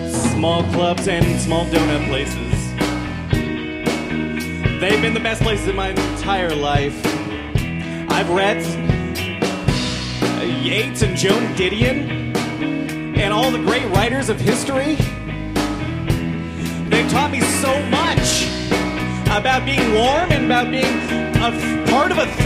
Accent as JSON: {"language": "English", "town": "Cincinnati", "region": "Ohio", "country": "United States", "tie": "born or raised there", "said": "I am a Cincinnati boy. I am I am born and bred in Cincinnati, Ohio."}